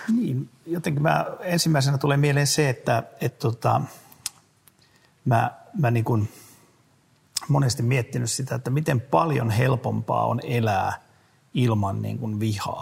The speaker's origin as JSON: {"language": "Finnish", "region": "South Ostrobothnia", "country": "Finland", "said": "mä olen itse eteläpohjalainen"}